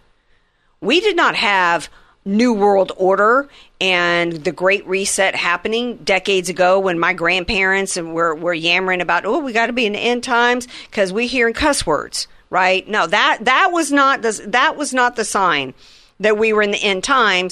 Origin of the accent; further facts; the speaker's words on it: the Bible Belt, the South, United States; when I was a kid and I grew up in the Bible Belt